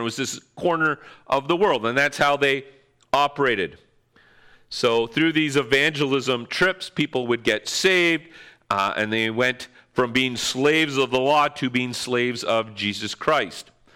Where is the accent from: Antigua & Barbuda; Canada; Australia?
Canada; North Bay, Ontario; moved away as an adult; also born or lived in London, Ontario; I hated living in my hometown, North Bay